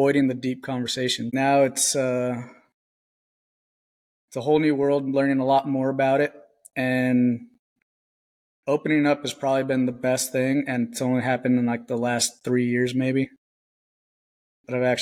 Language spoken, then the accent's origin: English; Southern California, United States; I grew up in Southern California